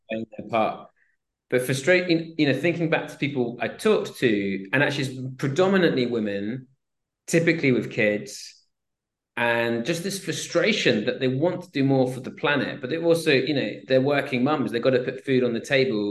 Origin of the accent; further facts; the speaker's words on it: Swansea, Wales, United Kingdom; I grew up in Swansea, South Wales